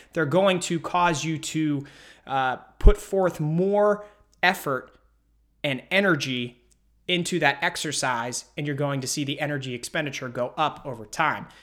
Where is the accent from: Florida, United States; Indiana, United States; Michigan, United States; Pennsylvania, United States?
Pennsylvania, United States; Pittsburgh; I'm from Pittsburgh